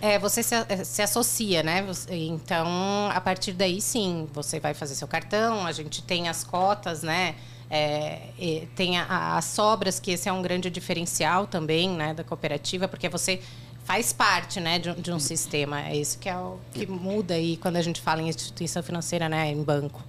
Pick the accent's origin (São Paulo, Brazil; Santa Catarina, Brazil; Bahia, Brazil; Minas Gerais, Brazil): Santa Catarina, Brazil; Joinville; eu nasci em Joinville, uhum. mas atualmente eu tô morando ali em Dayal